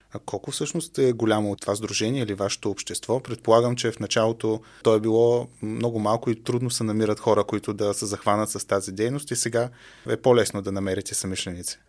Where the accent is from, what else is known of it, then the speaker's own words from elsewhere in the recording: Stara Zagora, Stara Zagora Province, Bulgaria; аз съм от Стара Загора